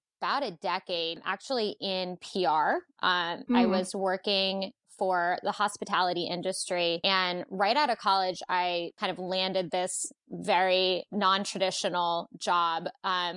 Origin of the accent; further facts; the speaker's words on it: Pennsylvania, United States; also born or lived in New York / Maryland; now in Washington, D.C., United States; I'm actually originally from Pennsylvania